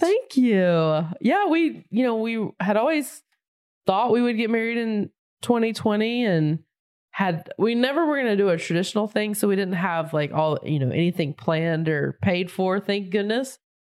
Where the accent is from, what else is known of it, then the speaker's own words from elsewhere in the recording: near Charlotte, North Carolina, United States; moved away; also born or lived in Raleigh, North Carolina; I grew up right outside of it. My hometown is very small and quaint